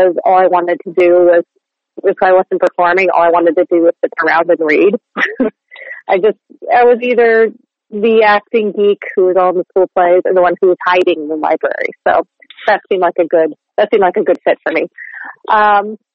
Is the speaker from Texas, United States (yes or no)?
no; Chatham Township, New Jersey, United States; moved away as an adult; now in New York, United States; I grew up in New Jersey. Not quite far away in Chatham Township